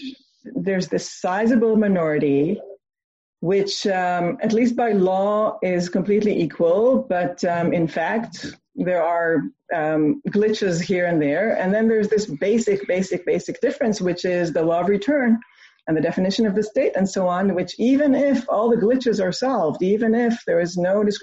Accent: Tel Aviv, Tel Aviv District, Israel; moved away as an adult; now in Galilee, Israel; I grew up in the Tel Aviv area, and I was surrounded by the Jewish majority, and never sort of saw with my eyes somebody who was not a part of the Jewish majority. And then 20 years ago, we moved to live in the Galilee

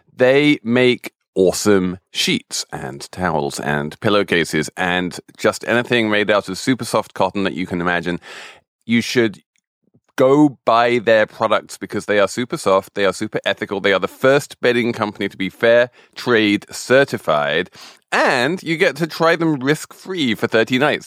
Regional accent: Europe, in Britain, England, United Kingdom; I grew up in Europe and with a very sort of pro-European family

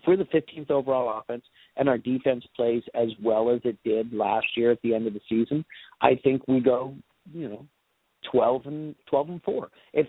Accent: West Coast, United States; I'm from the West Coast originally, and I have the ticket, and I watch a lot of Chargers games.

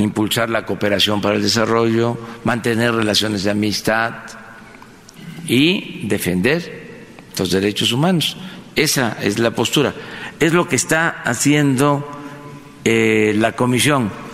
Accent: Tabasco, Mexico; desde Paraíso, Tabasco, desde mi tierra

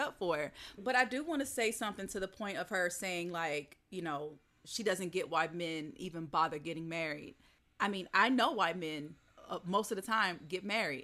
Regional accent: the South, United States; growing up in the South

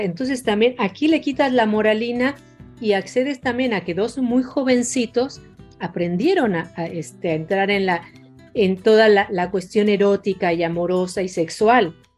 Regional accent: Mexico; moved away as an adult; now in Argentina; siendo mexicana en Buenos Aires o en Argentina

